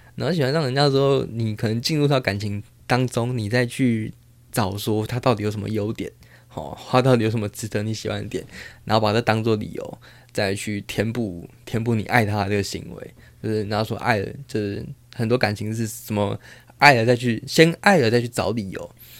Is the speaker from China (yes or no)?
no; Taiwan; first language Taiwanese Hokkien; Chinese is a second language; now in Taipei, Taiwan; 我是自细汉咧做囡仔的时阵就是讲台语大汉的